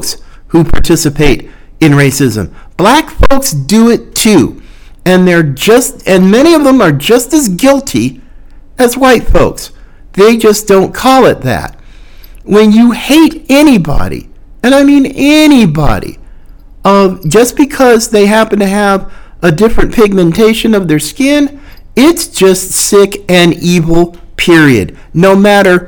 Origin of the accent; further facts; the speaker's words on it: North Carolina, United States; I live in the South now. I'm originally from the South. I was born in North Carolina. Fifth generation Southerner